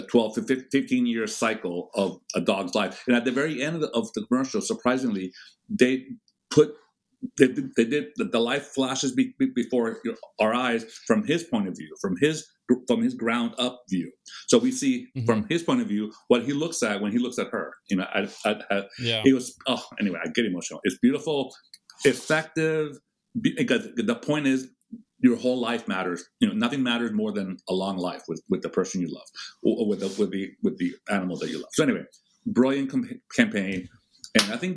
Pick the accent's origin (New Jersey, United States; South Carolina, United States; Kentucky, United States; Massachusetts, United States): Massachusetts, United States; Boston; I was born in Boston